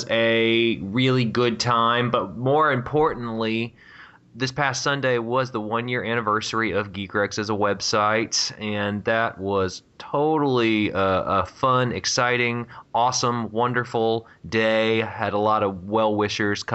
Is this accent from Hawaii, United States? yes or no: no; Virginia Beach, Virginia, United States; moved away; I'm originally from Virginia